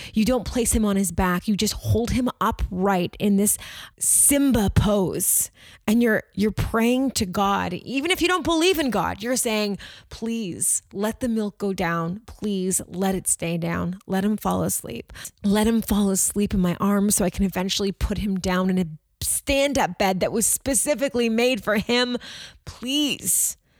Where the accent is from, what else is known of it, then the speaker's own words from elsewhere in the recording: Toronto, Ontario, Canada; we're from Toronto.